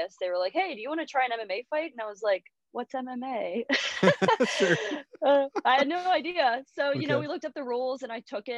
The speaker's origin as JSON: {"language": "English", "town": "Cleona", "region": "Pennsylvania", "country": "United States", "tie": "born or raised there", "said": "I grew up in a really small town. It's actually called Cleona in Pennsylvania"}